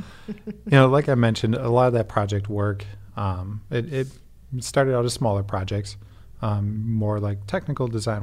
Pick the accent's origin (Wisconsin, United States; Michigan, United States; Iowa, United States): Wisconsin, United States; Waukesha; moved away as an adult; now in Madison, United States; I grew up outside of Milwaukee in Waukesha.